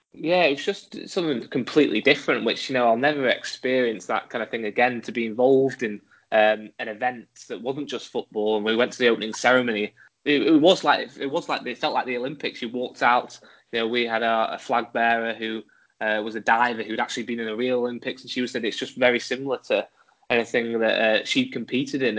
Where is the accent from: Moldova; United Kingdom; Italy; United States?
United Kingdom; England; accent: English; moved away as an adult; also born or lived in Edinburgh; being uh, English, uh, as you can tell by my accent